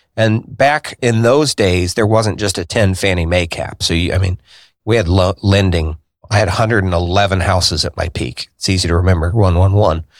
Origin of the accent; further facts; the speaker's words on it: Indianapolis, Indiana, United States; I was born here in Indianapolis on the north side